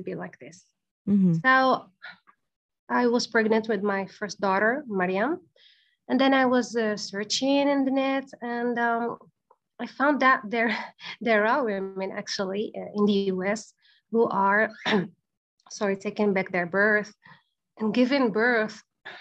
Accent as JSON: {"language": "English", "country": "Algeria", "moved": "yes", "lives_now": "Egypt", "said": "I'm originally from Algeria, but actually I live in Egypt"}